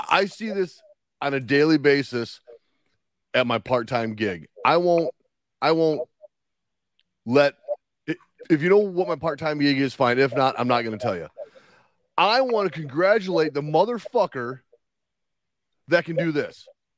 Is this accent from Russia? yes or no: yes; Russia; I mean, I'm from Russia. I went to school in Minnesota or Canada.